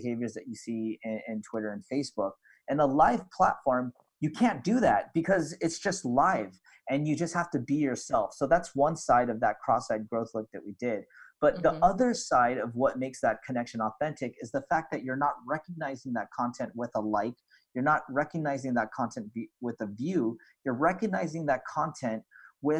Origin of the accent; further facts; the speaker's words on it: Philippines; we're in Southeast Asia. So you have kind of that Malay type of experience. But, you know, being a colony of Spain